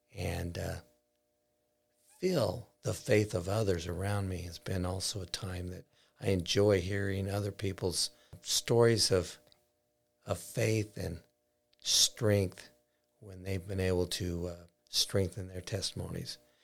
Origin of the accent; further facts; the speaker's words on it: Basin City, Washington, United States; my life growing up in Basin City. I grew up on a farm close to Ringgold, which is down by the Columbia River